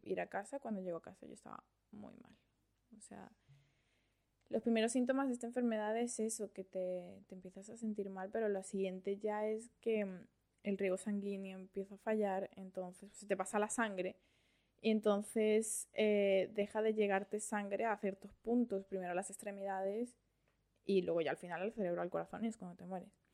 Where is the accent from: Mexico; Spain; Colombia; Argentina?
Spain; Madrid, Community of Madrid; also born or lived in Valencia, Venezuela; now in Australia; yo nací en Venezuela, en, Valencia. Sí, en Valencia. Lo que pasa es que cuando era pequeña me fui a España, a Madrid. He pasado toda la vida allí, fui al colegio allí, al instituto allí, todo.